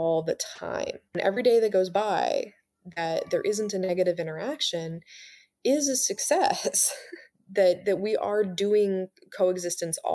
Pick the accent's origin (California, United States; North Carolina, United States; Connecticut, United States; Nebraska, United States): California, United States; Mendocino coast; growing up in California on the Mendocino coast